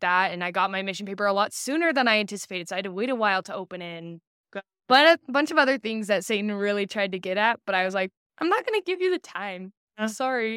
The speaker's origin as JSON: {"language": "English", "town": "St. Louis", "region": "Missouri", "country": "United States", "tie": "born or raised there", "also_born_or_lived": "Orem, Utah / Boston, Massachusetts / Alabama", "said": "I was 9 or 10 and, and so most of my childhood memories are from Alabama or Missouri, but I call Missouri home"}